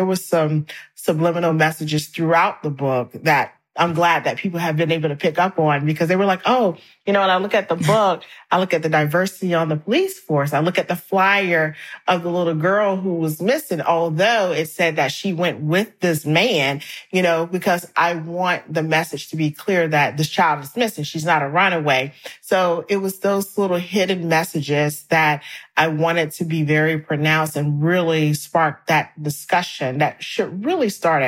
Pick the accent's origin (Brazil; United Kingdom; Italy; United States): United States; South Carolina; And so I'm from South Carolina. I grew up in church.